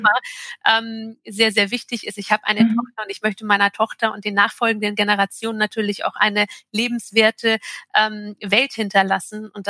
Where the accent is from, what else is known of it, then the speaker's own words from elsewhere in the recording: Turkey; in natürlich meine, äh, meine Heimat und mein Reiseland Türkei